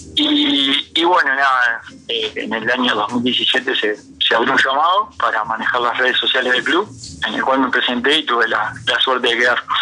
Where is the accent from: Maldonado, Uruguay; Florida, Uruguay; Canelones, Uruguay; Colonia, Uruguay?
Florida, Uruguay; moved away as an adult; now in Montevideo, Uruguay; yo soy de Florida